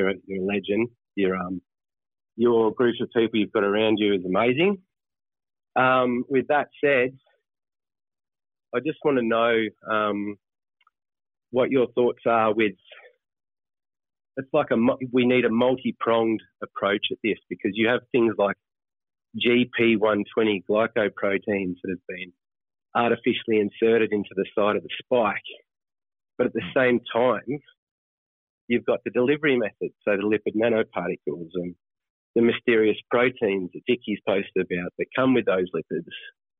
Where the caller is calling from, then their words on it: Australia; I'm calling from Australia.